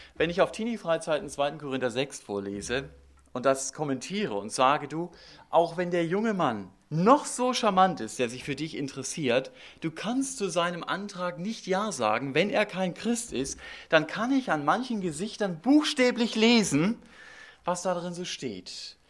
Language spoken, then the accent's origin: German; Germany; wir als Deutsche